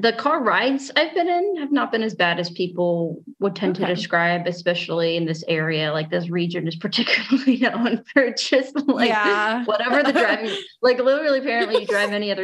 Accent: United States; moved away as an adult; now in Italy; being American

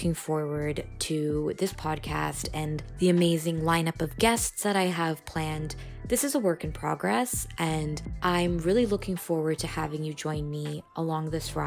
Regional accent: United States; being Indian American like myself, I was born and raised in a country built on the destruction of Indigenous peoples and the enslavement of Black people

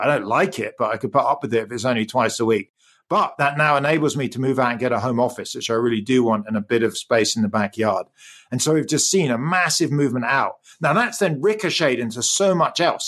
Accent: England, United Kingdom; accent: English; moved away; I grew up in the U K. You can probably hear my English accent.

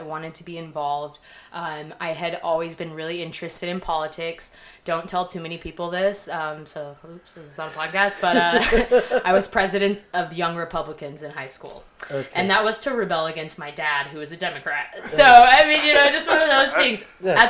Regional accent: Salt Lake City, Utah, United States; moved away as an adult; also born or lived in Las Vegas; I'm from Salt Lake City

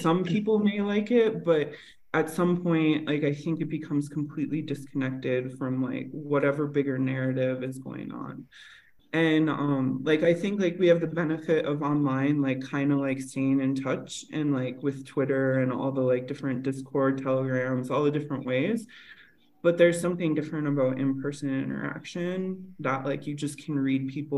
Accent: Northern Minnesota, United States; also born or lived in La Paz, Mexico; now in Mexico City, Mexico; I grew up in Northern Minnesota and I grew up very in nature

